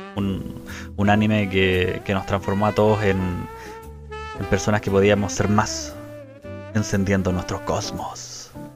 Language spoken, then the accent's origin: Spanish; Chile; somos la generación chilena que veía la serie en el Club de los Tigritos